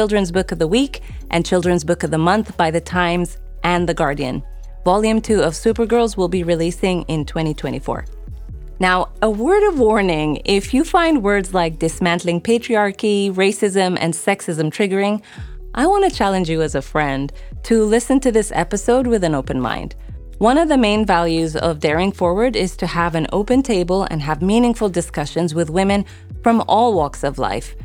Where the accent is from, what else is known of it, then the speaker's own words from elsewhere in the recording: United Arab Emirates; also born or lived in Sudan; I'm originally from Sudan, but grew up in the Emirates.